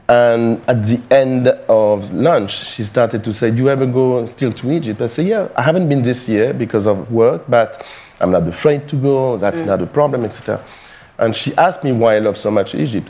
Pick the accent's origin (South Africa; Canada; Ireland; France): France; Paris, Île-de-France; I was born and raised in Paris